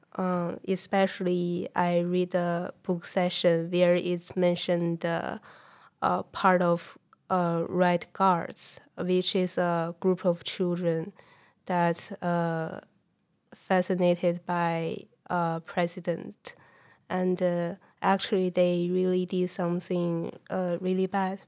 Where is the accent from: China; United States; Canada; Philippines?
China; English is a second language; moved away as an adult; now in United Kingdom; I was born and raised in China